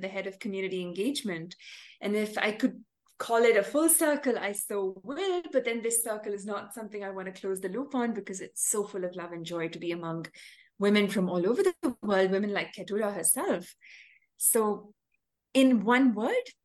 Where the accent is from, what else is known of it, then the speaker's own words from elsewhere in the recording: Chennai, Tamil Nadu, India; I'm from Chennai, a city in South India